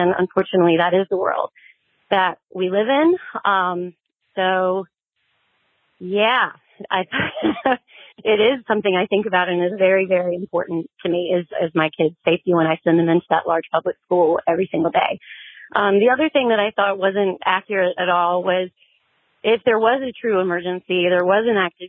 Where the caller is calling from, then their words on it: North Carolina, United States; I'm from North Carolina.